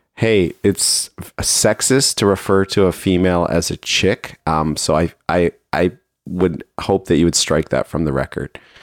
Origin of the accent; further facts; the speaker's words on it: Toronto, Ontario, Canada; also born or lived in Markham, Ontario; I grew up in Toronto